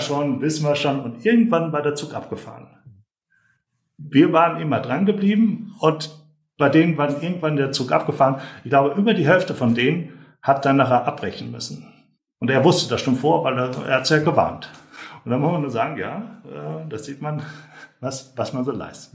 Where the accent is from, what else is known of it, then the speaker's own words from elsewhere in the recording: North Rhine-Westphalia, Germany; Ich komme ja auch aus, aus Nordrhein-Westfalen